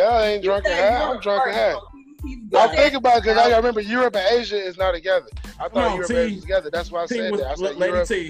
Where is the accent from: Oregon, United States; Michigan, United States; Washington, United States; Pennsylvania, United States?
Michigan, United States; Detroit; I'm from Detroit.